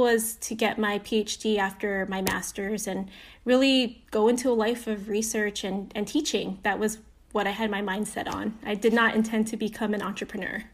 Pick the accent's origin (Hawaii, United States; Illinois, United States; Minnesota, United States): Hawaii, United States; Aiea; now in Los Angeles, United States; I grew up in Hawaii. I was born and raised